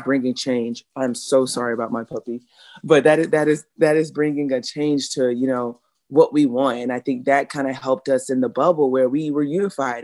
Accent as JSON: {"language": "English", "region": "South Carolina", "country": "United States", "tie": "born or raised there", "said": "growing up in South Carolina"}